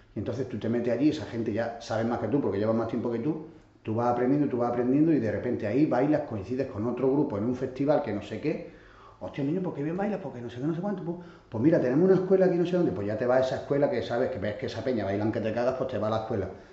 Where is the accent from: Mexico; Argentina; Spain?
Spain; Catalonia; mis padres son andaluces, yo soy catalán, soy, esto estoy contando en Barcelona